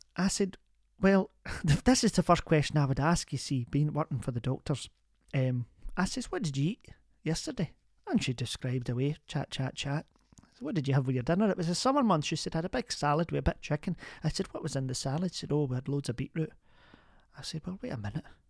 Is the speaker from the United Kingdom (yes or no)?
yes; Glasgow, Scotland, United Kingdom; also born or lived in Kilmarnock; I was born in Kilmarnock, but I'm a Glasgow woman